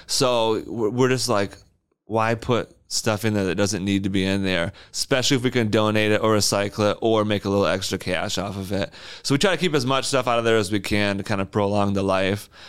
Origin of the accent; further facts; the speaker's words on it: Wyoming, Michigan, United States; also born or lived in Lansing, Michigan; I grew up in Wyoming